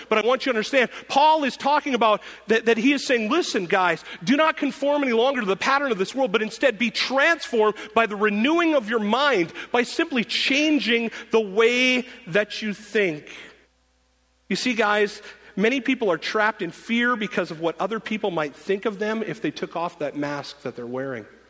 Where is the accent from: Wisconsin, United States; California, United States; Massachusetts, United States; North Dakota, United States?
North Dakota, United States; I'm from North Dakota